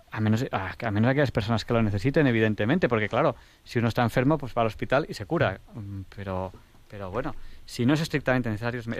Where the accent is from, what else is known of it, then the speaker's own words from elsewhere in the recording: Catalonia, Spain; born there; he nacido en Cataluña, pero soy casi de Fuente Milanos.